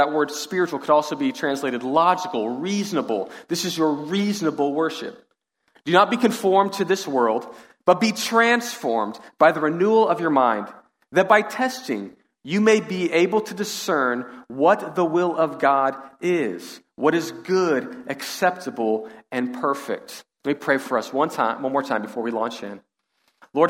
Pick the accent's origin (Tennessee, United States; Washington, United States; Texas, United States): Texas, United States; Katy; we grew up in the Katy area